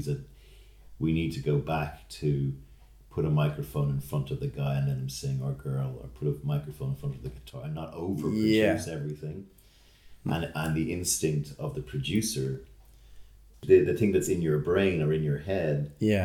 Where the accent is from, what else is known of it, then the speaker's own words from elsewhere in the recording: Ireland; being Irish